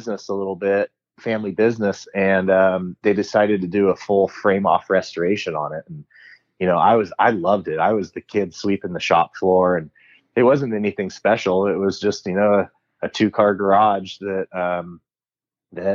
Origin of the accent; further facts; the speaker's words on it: Danville, California, United States; I was born and raised in Danville, California